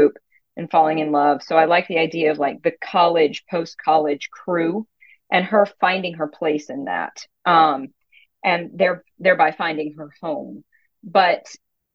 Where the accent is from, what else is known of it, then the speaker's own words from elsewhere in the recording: Nashville, Tennessee, United States; moved away; my hometown.